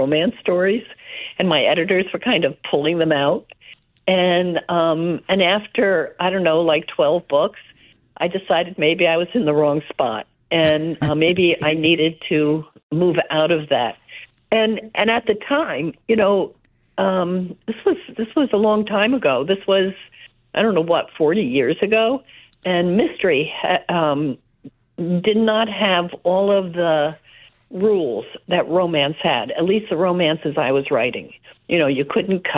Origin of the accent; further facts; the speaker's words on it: South River, New Jersey, United States; Grew up in South River, New Jersey, a little town, at least half immigrants.